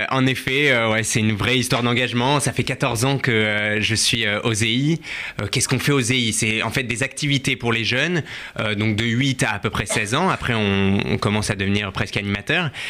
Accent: France; bah, déjà on appartient au scoutisme français, donc on est français, euh, juif, et ou juif français

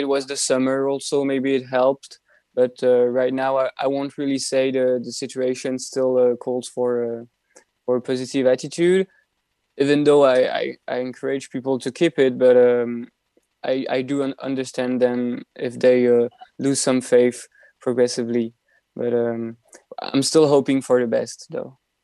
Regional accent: Belgium; moved away as an adult; I'm still an exchange student as I'm from Belgium

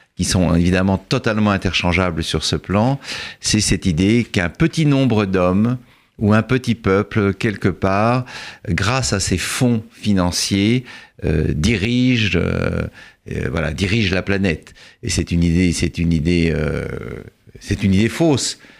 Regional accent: France; en tant que Français

